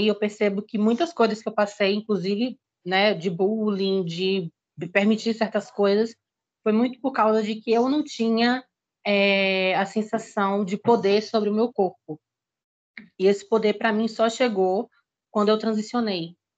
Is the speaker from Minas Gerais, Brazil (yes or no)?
no; Salvador, Bahia, Brazil; eu sou da Bahia, para quem não me conhece. Nascida em Salvador